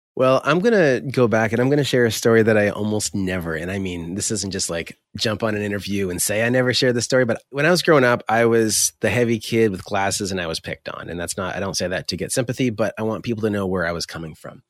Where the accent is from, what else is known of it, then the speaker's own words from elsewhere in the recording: Fredericton, New Brunswick, Canada; also born or lived in Ottawa; I was born and raised in a little town in Atlantic Canada called Fredericton, New Brunswick.